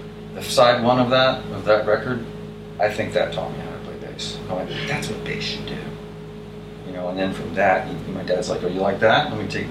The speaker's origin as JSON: {"language": "English", "country": "United States", "said": "I'm the American guy"}